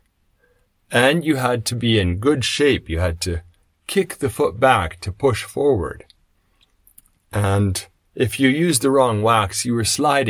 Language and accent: English; Canada; I come from Canada, so when I was growing up, we did cross-country skiing